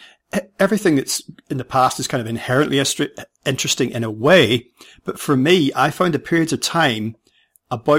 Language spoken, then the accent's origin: English; Northern Ireland, United Kingdom; I grew up in Ireland, albeit in the north, so that's the United Kingdom